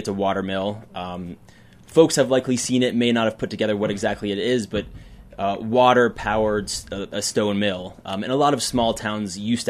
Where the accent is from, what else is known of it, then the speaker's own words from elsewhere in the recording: Yellow Springs, Ohio, United States; now in Carbondale, United States; I was born in Yellow Springs, Ohio. Small town in Ohio, close to Dayton. It's a town that actually reminds me quite a bit of Carbondale. It has an artistic base. Some would say a hippie town